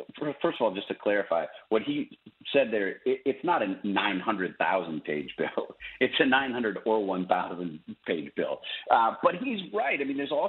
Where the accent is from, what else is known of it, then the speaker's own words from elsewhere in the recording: Wisconsin, United States; Wisconsin, which is my home state where I grew up